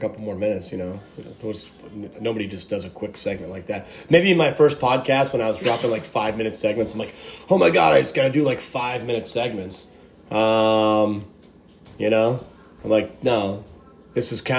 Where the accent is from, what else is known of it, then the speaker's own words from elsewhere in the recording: Erie, Pennsylvania, United States; I was from Erie